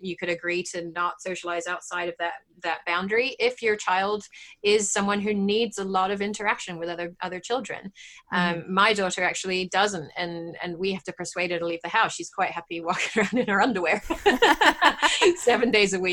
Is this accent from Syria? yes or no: no; England, United Kingdom; moved away as an adult; now in United States; I grew up in England